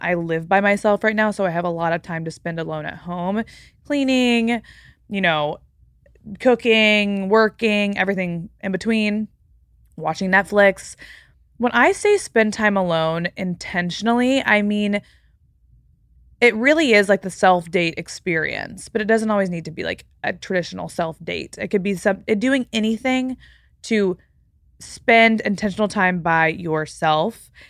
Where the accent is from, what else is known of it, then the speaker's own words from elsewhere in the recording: Texas, United States; moved away; I'm from Texas, by the way. So, like, growing up in Texas